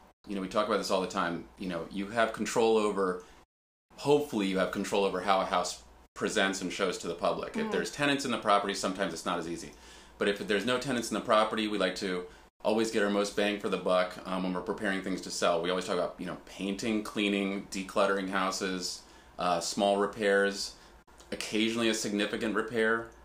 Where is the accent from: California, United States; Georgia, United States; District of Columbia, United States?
District of Columbia, United States; Washington; also born or lived in Georgetown, Washington, D.C. / Adams Morgan, Washington, D.C.; I live right here in Georgetown. I grew up in Chevy Chase